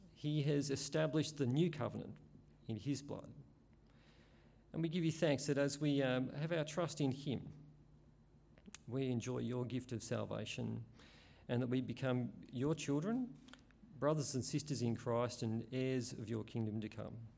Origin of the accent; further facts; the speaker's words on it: Australia; I'm an Aussie.